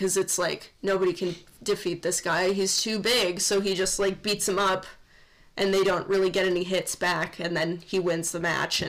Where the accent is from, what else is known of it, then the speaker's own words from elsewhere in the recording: Midwest, United States; We're from the Midwest